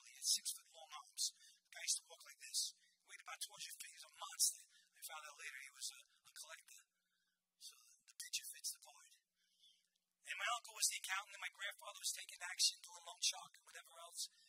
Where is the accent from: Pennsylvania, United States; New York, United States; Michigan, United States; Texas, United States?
New York, United States; New York City; I wasn't always a Christian I grew up in the Bronx.